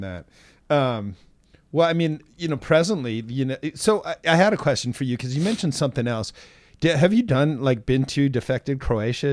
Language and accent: English; Seattle, Washington, United States; I was born and raised in Seattle